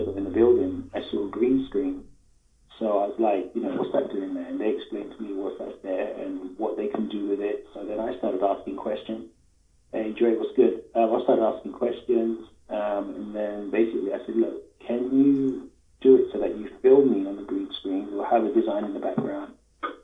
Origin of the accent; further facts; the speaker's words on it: London, United Kingdom; I'm from London